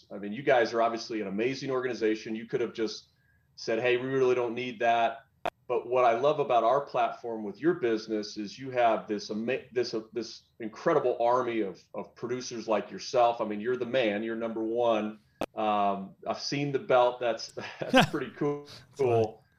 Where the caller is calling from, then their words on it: Denver, Colorado, United States; Yeah, physically, I'm in Denver. It's pretty early here